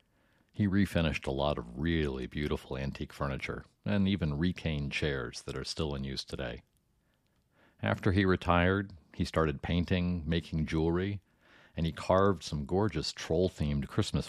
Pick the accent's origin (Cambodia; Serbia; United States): United States; Iowa City, Iowa; I grew up in Iowa City